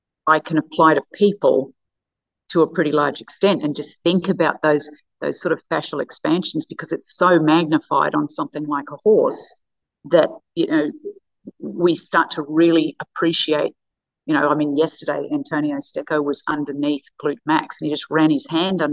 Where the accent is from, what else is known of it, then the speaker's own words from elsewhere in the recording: Australia; as an Australian